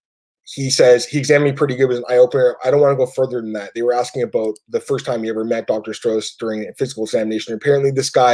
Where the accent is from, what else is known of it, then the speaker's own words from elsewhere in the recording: Canada; I'm Canadian. It's legal here. Everyone smokes weed. You know, ever. I've been growing up, you know, I've lived here my whole life